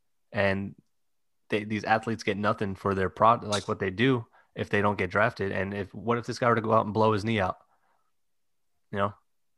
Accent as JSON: {"language": "English", "town": "New York City", "region": "New York", "country": "United States", "said": "I'm from Staten Island, New York."}